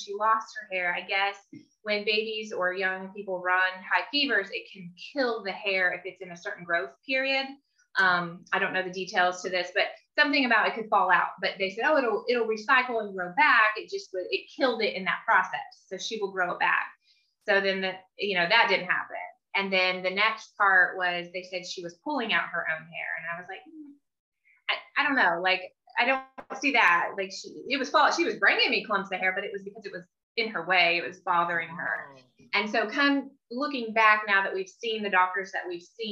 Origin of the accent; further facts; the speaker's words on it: Indiana, United States; moved away as an adult; now in California, United States; We're originally from Indiana, just a little backstory. So I'm in California, my family, everyone I know is in Indiana